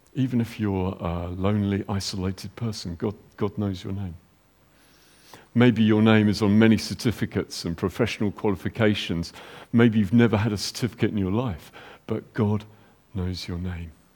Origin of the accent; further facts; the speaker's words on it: United Kingdom; we're British